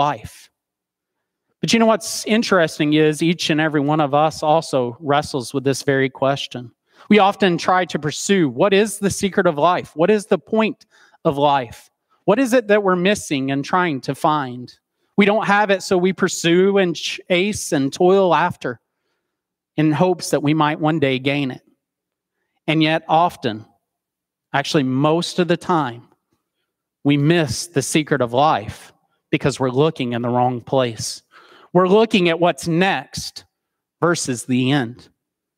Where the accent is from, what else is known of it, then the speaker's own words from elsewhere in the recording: Soddy Daisy, Tennessee, United States; I was born and raised in Soddy Daisy, Tennessee